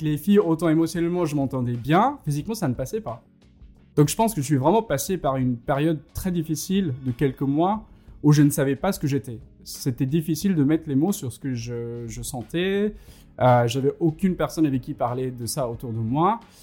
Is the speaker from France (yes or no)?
no; India; moved away as an adult; quand j'ai quitté l'Inde